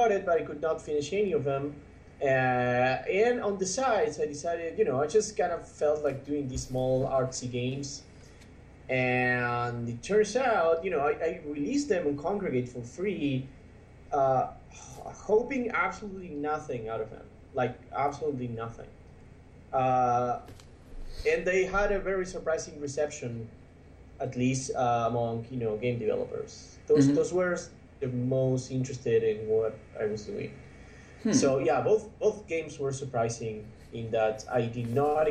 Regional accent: Buenos Aires, Argentina; English is a second language; I was born in Buenos Aires, Argentina.

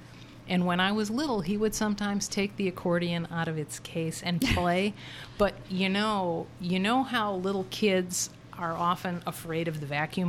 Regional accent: Chicago, Illinois, United States; moved away as an adult; now in Arkansas, United States; growing up in Chicago

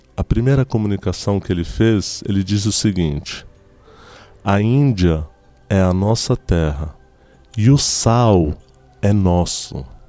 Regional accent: Tulkarm, West Bank, Palestine; also born or lived in Lebanon; now in Brazil; eu sou de Tulkarem

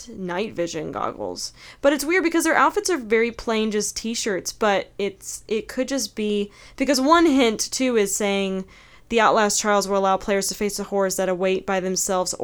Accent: North Carolina, United States; my hometown had what they called the eyesore of North Carolina or whatever the town that I'm from. Davis Hospital.

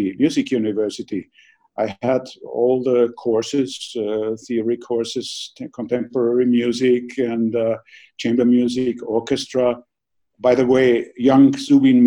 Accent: Vienna, Austria; when I grew up in Vienna.

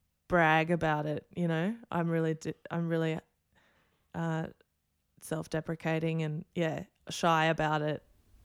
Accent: Australia; I am pretty Australian. I just don't have an Australian passport.

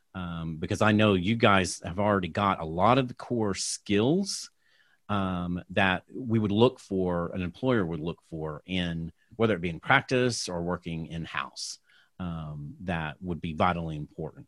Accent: Tulsa, Oklahoma, United States; I'm originally from Tulsa, Oklahoma

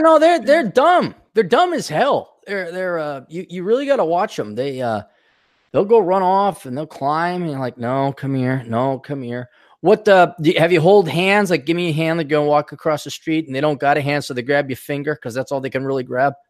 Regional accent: Wisconsin, United States; I grew up in Wisconsin, where there is also over ten thousand lakes

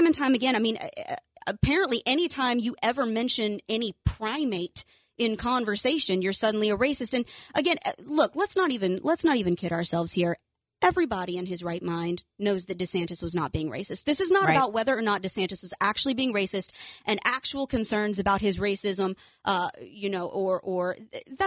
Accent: Virginia, United States; I'm from Virginia. My family is very Southern

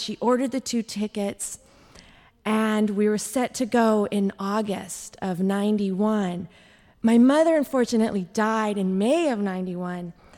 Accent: Oxnard, California, United States; I grew up in Oxnard, California

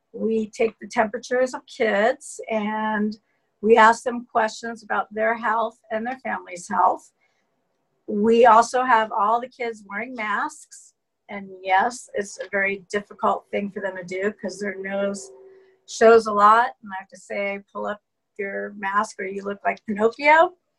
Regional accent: Westlake Village, California, United States; also born or lived in Washington, D.C.; Well, I was born in Washington, D.C. I was an Air Force brat, and at 8 years old, my parents moved to California. We lived in Westlake Village

